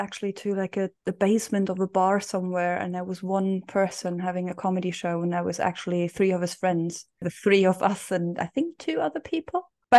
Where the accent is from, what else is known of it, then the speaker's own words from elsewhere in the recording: Scotland, United Kingdom; Well, no, I'm properly Scottish.